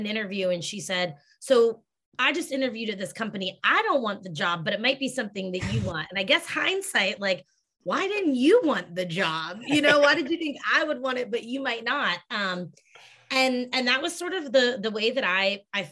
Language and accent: English; Ohio, United States; moved away as an adult; also born or lived in Boston; I grew up in Ohio, went to college in Ohio, moved to Boston